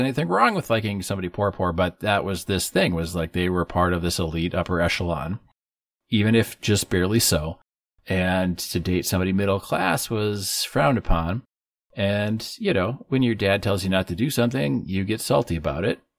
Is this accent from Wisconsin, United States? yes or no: yes; northern Wisconsin, United States; my hometown in northern Wisconsin